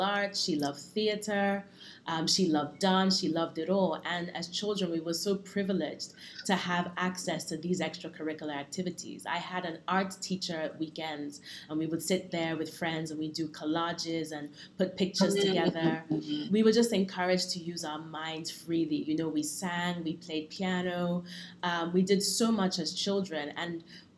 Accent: Lagos, Nigeria; first language English; moved away; also born or lived in London, United Kingdom; I was born in Lagos to a mother who is Yoruba

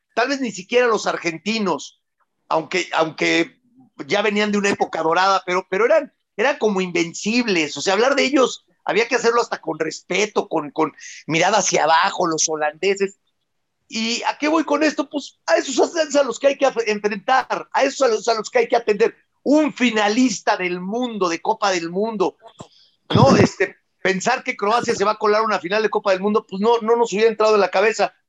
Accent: Mexico; yo vengo siendo mexicano 47 años

